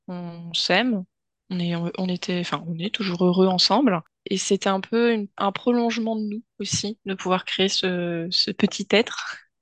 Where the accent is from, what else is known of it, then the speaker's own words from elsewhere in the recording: Finistère, Brittany, France; je suis euh, une bonne euh, bretonne, pure beurre, euh, plus précisément du Finistère